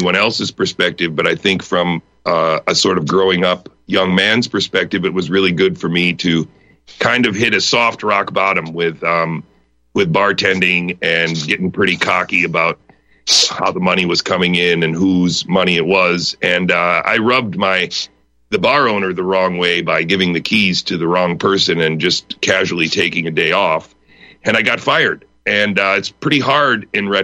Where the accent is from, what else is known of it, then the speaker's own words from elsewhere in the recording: Wisconsin, United States; now in Pittsburgh, United States; I grew up in Wisconsin